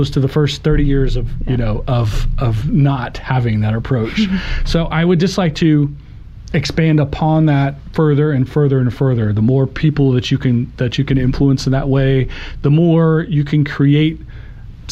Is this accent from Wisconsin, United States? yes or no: no; Oklahoma, United States; I'm an Oklahoma born and bred. I love the state. I love, you know, I grew up in UConn, not far away, but I've lived in Oklahoma City longer than I've lived there.